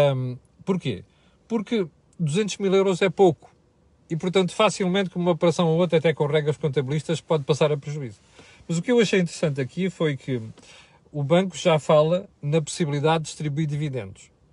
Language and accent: Portuguese; Portugal; nós, portugueses